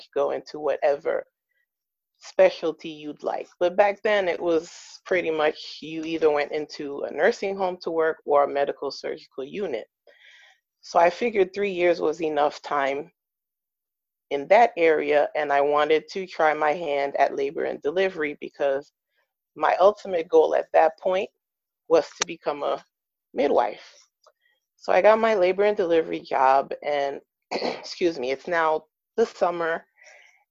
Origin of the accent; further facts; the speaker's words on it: New York, United States; moved away as an adult; also born or lived in West Coast; I'm originally from New York, and we were moving out to the West Coast